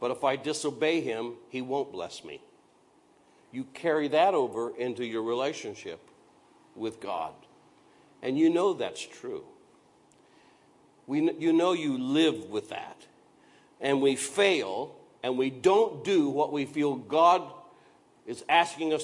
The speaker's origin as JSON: {"language": "English", "region": "Iowa", "country": "United States", "tie": "born or raised there", "said": "where I grew up in Iowa was a lot of those limestone gravel roads"}